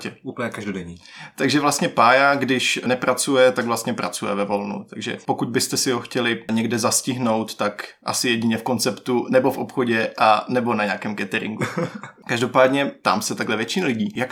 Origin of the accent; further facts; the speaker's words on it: Brno, South Moravian Region, Czechia; Jednak jsem z Brna, samozřejmě